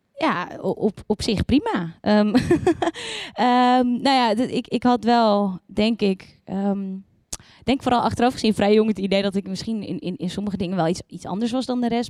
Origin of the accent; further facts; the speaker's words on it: Yerseke, Zeeland, Netherlands; moved away; ik kom uit het wonderschone Zeeland. Om precies te zijn uit eh, een klein dorpje uh, Ierseke.